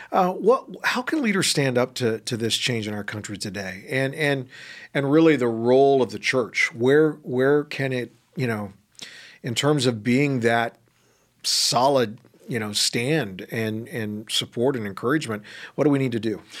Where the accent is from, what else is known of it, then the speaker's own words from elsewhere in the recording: California, United States; moved away; my home state, California